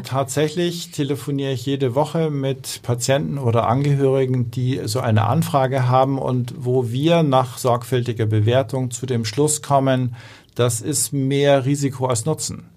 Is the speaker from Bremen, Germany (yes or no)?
no; Hamburg, Germany; ich bin, bin eigentlich ein Hamburger Jung